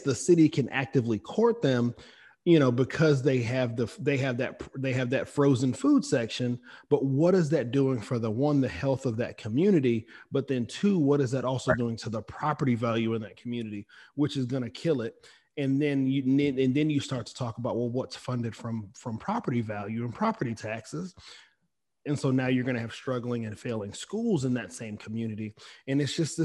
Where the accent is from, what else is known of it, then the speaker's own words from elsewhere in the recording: Augusta, Georgia, United States; moved away; I'm from Augusta, and so I was raised in Augusta